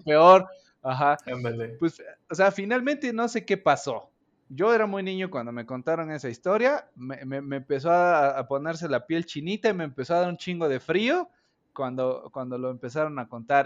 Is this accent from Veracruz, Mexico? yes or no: yes; Orizaba, Veracruz, Mexico; yo soy de Orizaba, Veracruz